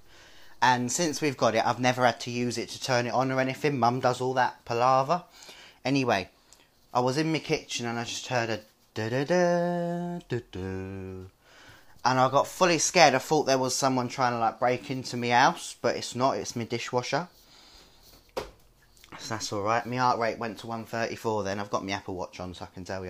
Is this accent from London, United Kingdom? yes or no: yes; London, United Kingdom; also born or lived in Lewisham; I'm from South East London. Born and bred in Deptford, but I live in Lewisham.